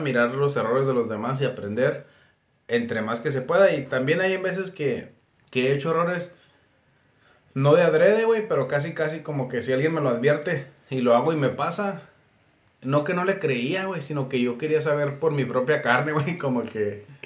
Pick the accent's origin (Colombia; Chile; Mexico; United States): United States; Yuma, Arizona; nunca salí de Yuma